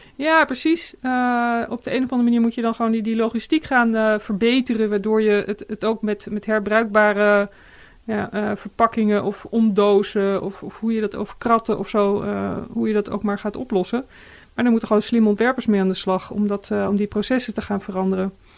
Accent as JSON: {"language": "Dutch", "country": "Netherlands", "said": "als mens en als, als, als Nederlanders"}